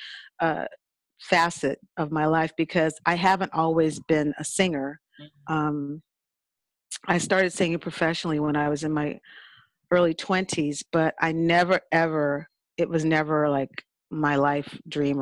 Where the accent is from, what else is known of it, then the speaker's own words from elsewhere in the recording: California, United States; also born or lived in New Orleans, Louisiana; my family moved to California